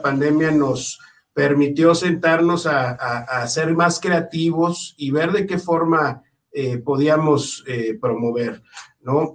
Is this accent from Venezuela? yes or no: no; Mexico City, Mexico; moved away; yo soy del DF y tengo ya muchos años en el norte del país